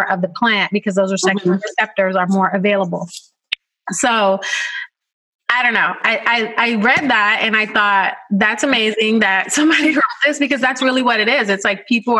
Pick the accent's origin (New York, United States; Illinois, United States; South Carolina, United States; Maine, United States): New York, United States; New York City; And I grew up in the Bronx